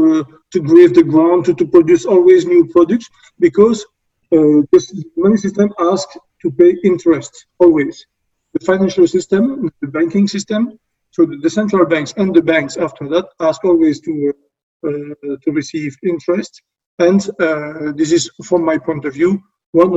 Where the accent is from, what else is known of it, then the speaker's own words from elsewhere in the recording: Belgium; I'm from Belgium.